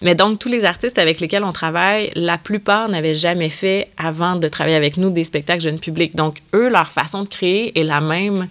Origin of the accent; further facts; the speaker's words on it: Quebec, Canada; chez nous au Québec